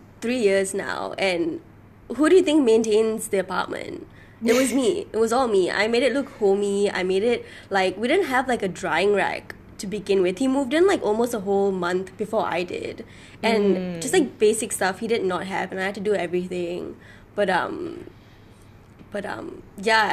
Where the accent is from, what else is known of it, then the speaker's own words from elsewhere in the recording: Malaysia; moved away as an adult; also born or lived in Melbourne; I'm Malaysian, born and raised.